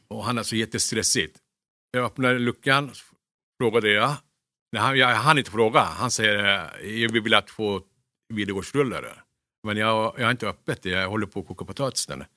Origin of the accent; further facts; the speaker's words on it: Kulu, Konya, Turkey; Swedish is a second language; moved away as an adult; now in Sweden; Jag är uppväxt i Turkiet. Jag kom till Sverige när jag var 19 år gammal.